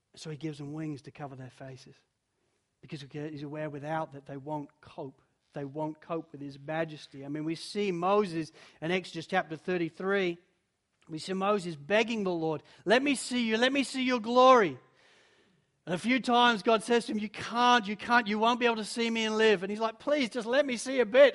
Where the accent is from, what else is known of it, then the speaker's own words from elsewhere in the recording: Spalding, East Midlands, United Kingdom; I was, I was born in Spalding in Lincolnshire